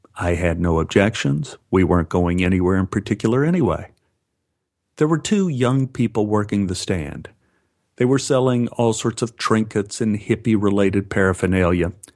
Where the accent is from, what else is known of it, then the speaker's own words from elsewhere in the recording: Los Angeles, California, United States; Los Angeles